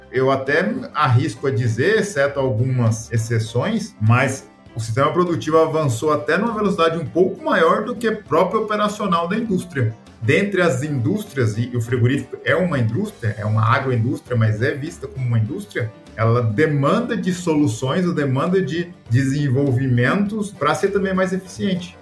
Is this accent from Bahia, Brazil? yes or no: no; Rondonópolis, Mato Grosso, Brazil; Orgulhosamente, Mato Grosso. Maranhense. criado aqui em Rondonópolis